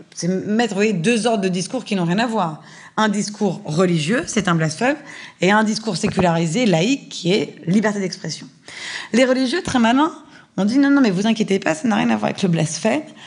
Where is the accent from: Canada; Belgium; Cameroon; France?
France